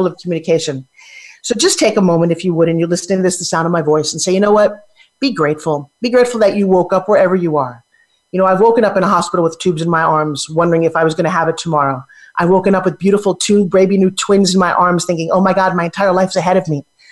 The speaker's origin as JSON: {"language": "English", "town": "New York City", "region": "New York", "country": "United States", "tie": "born or raised there", "said": "I am one"}